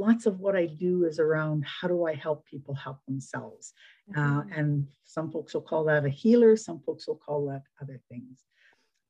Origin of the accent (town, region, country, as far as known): Edmonton, Alberta, Canada; born or raised there